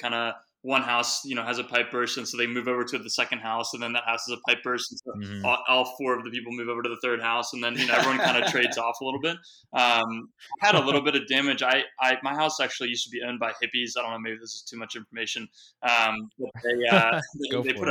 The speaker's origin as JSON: {"language": "English", "town": "Washington", "region": "District of Columbia", "country": "United States", "tie": "born or raised there", "moved": "yes"}